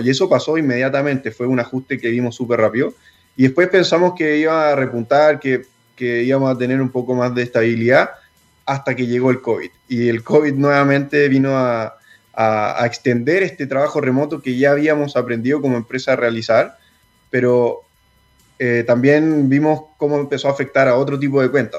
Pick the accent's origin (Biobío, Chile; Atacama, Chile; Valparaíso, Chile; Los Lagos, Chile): Valparaíso, Chile; San Felipe; moved away as an adult; also born or lived in Santiago; Nosotros somos de San Felipe, somos de provincia y cuando nos tuvimos que venir a estudiar a la universidad